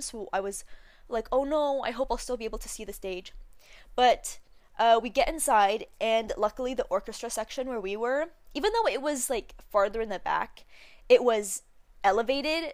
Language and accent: English; Canada; we're Canadian